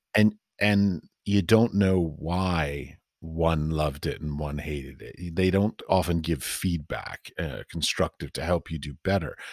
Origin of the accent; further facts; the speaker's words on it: United States; moved away as an adult; now in Europe; I was raised and taught in the United States